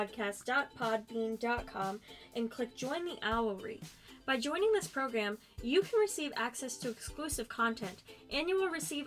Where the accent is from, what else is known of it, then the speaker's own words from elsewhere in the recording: Alabama, United States; I'm from Alabama.